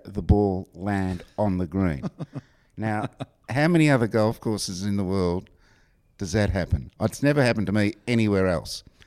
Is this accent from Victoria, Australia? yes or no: yes; Warrnambool, Victoria, Australia; I grew up in uh, what's called Western Victoria.